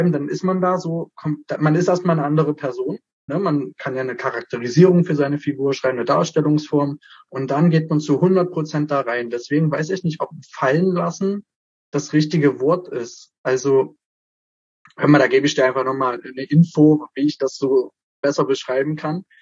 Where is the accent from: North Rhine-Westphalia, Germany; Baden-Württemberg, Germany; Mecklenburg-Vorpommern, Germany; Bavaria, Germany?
North Rhine-Westphalia, Germany; Frenz; Ich bin von klein auf eigentlich in meinem Heimatdorf auf Bühnen gewesen, also auf der Frenzer Pfingstbühne.